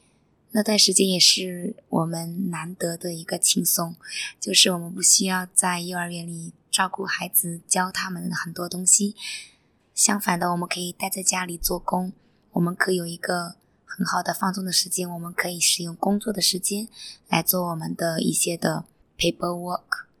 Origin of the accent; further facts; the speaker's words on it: China; moved away as an adult; now in Singapore; 像我是一个外国人，来自中国